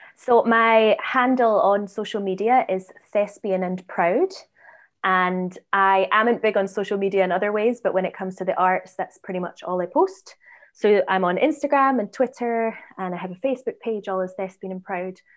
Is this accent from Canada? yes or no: no; Edinburgh, Scotland, United Kingdom; moved away; I'm, I'm from Edinburgh.